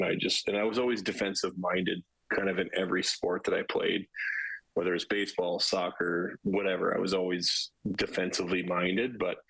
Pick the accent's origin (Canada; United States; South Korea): Canada; also born or lived in Regina / Newmarket / Winnipeg / Vancouver; I grew up Canadian, so I bounced around a lot. I was born in Regina. Moved to Newmarket, suburb of Toronto, to Winnipeg, to Vancouver, to Calgary before I was 10.